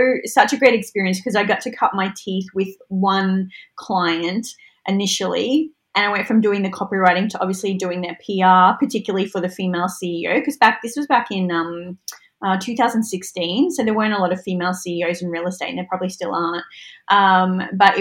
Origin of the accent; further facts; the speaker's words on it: Mackay, Queensland, Australia; I'm from Mackay.